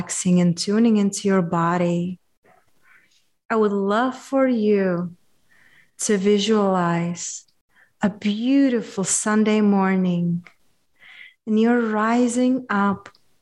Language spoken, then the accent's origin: English; Czechia; I'm from Czechia